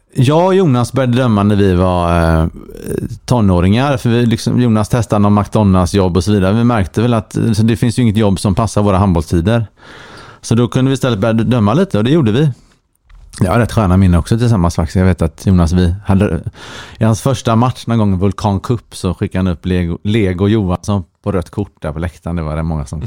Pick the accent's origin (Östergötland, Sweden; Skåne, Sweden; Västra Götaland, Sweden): Västra Götaland, Sweden; Partille; moved away as an adult; also born or lived in Linköping; now in Stockholm, Sweden; Jag är född och uppvuxen i eh, Sävedalen, Partille, nära Göteborg